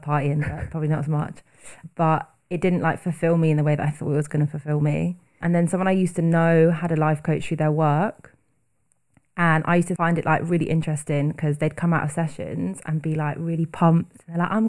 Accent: Bristol, South West England, United Kingdom; moved away as an adult; now in London, United Kingdom; I'm originally from Bristol and I've been living in London for over 6 years, currently living in Hackney

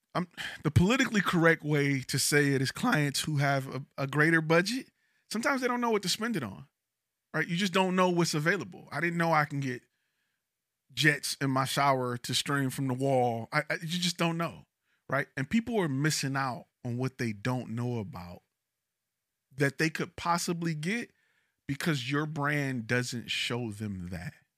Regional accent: Detroit, Michigan, United States; now in Dallas, United States; I'm from Detroit. I've never heard of a heated driveway until I came to Texas.

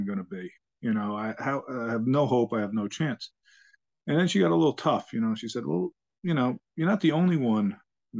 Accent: Long Island, New York, United States; also born or lived in Bronx, New York; originally I was born in the Bronx, and, my family decided right after I was born to move out to Long Island

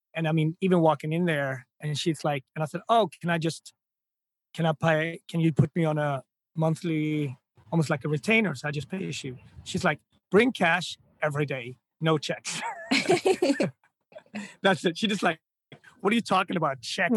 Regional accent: Gothenburg, Västra Götaland, Sweden; moved away as an adult; now in New York City, United States; when you're a kid growing up in Sweden

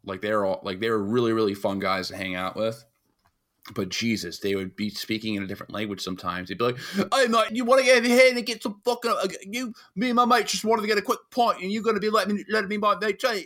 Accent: New York, United States; being a New Yorker

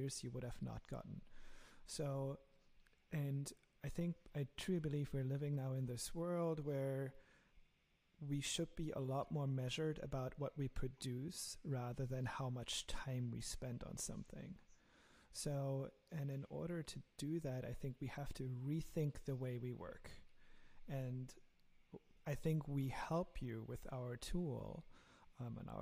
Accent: Germany; accent: German; English is a second language; my lovely German accent

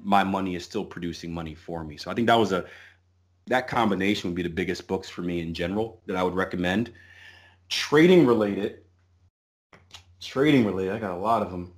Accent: Philadelphia, Pennsylvania, United States; I'm from Philly

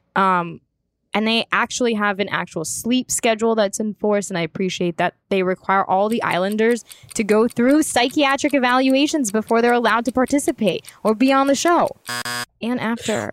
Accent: United States; as an American

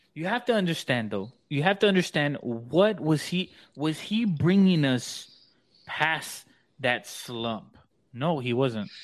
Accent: San Antonio, Texas, United States; moved away; I'm from San Antonio

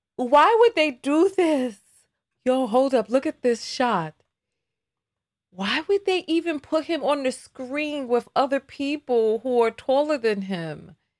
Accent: New York, United States; accent: New York; My New York is so strong today because I'm not I'm not in video making mode yet. I have to calm myself to to to, to dampen my accent

